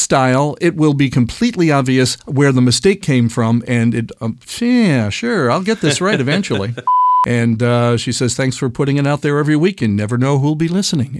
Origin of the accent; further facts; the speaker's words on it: United States; now in Australia; Hi, I'm an American living in Eastern Australia where I've fallen into VO and I can't get up.